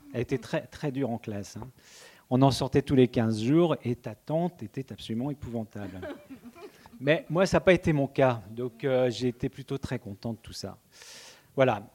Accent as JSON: {"language": "French", "area": "Breton", "region": "Brittany", "country": "France", "said": "quand on est breton"}